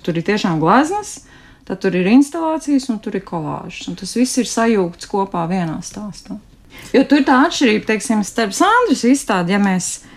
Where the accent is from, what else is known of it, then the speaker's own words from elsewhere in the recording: Bauska Municipality, Latvia; Un es arī esmu dzimusi un augusi Bauskas novadā